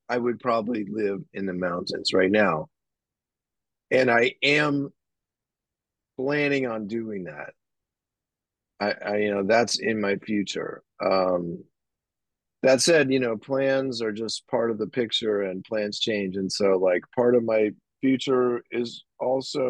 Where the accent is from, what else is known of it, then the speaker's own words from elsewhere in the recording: San Francisco, California, United States; I'm from San Francisco. I grew up here. I still live here. It's my hometown